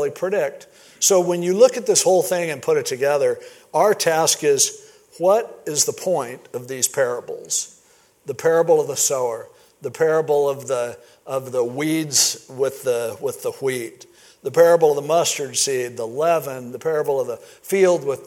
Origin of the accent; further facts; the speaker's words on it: Stanton, California, United States; growing up in Stanton, California